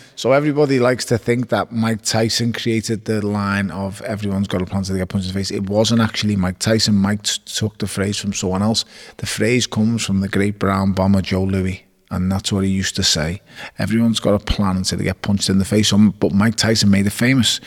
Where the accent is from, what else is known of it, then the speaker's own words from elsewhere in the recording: Liverpool, North West England, United Kingdom; I was born on Kingsley Road in Toxteth and I was raised in Wavertree off Smithdown Road.